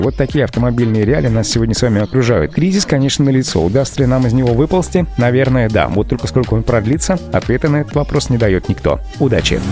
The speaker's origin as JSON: {"language": "Russian", "country": "Russia", "said": "в нашей стране"}